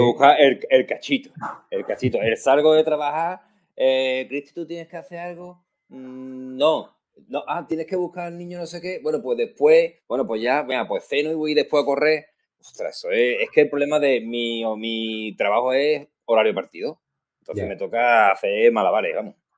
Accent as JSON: {"language": "Spanish", "town": "Rota", "region": "Andalusia", "country": "Spain", "said": "gordito, proteño, de Cádiz"}